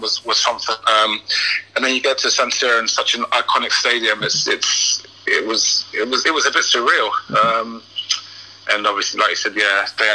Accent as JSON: {"language": "English", "town": "Ipswich", "region": "East of England", "country": "United Kingdom", "tie": "born or raised there", "moved": "yes", "said": "to play for my hometown club in the Premiership"}